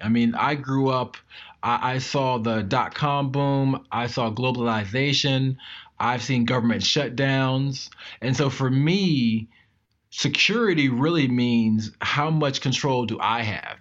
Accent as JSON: {"language": "English", "region": "Maryland", "country": "United States", "said": "I am from Maryland"}